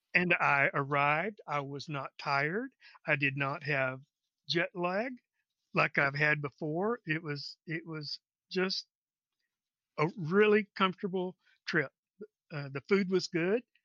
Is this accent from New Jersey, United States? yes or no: no; Texas, United States